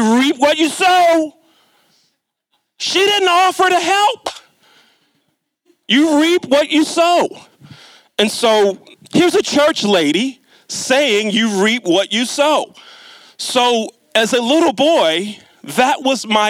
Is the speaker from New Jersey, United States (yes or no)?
no; Catonsville, Maryland, United States; when I was a little boy growing up in Catonsville. For those of you that aren't aware of the Baltimore area, Catonsville is on the southwest part of Baltimore County